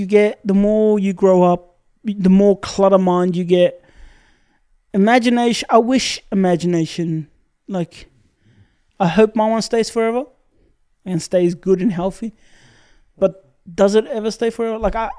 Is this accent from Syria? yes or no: yes; Syria; now in Australia; I was born in Syria